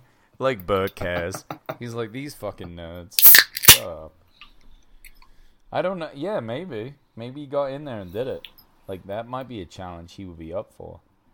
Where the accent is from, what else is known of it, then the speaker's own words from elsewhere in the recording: United Kingdom; As a Brit